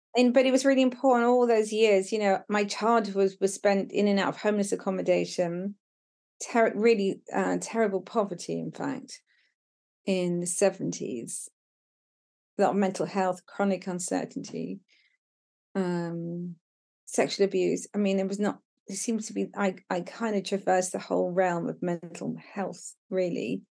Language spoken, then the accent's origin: English; Brighton, South East England, United Kingdom; moved away as an adult; now in Devon, United Kingdom; I was living in Brighton, w, which was my hometown